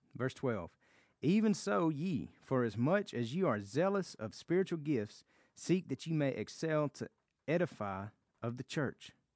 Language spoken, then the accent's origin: English; the South, United States; accent: Southern; I am from America, and I have a Southern accent.